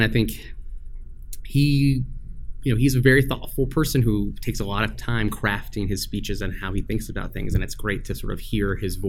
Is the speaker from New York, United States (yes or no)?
no; Cleveland, Ohio, United States; moved away; I was growing up, so I'm from Cleveland.